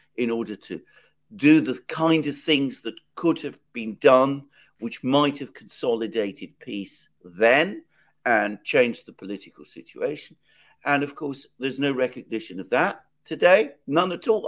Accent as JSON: {"language": "English", "country": "United Kingdom", "said": "I live here, so I should know, uh, and I am British"}